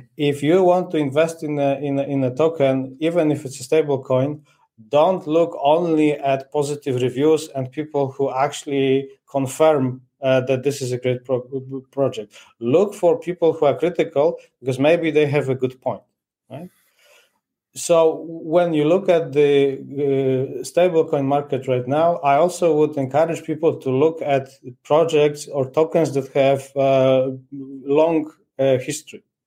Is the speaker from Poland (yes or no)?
yes; Poland; now in Portugal; I'm originally from from Poland. now I'm, I'm based in in Portugal